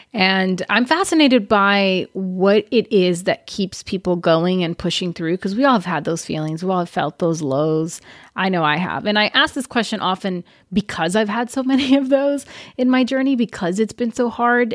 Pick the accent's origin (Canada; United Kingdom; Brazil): Brazil; moved away; when I was growing up in Brazil